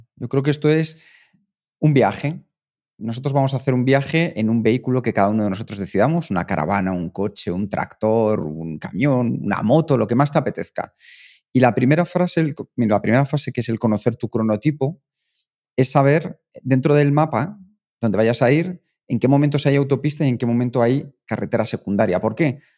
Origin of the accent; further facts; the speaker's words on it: Spain; nosotros somos españoles, somos los más naturales del mundo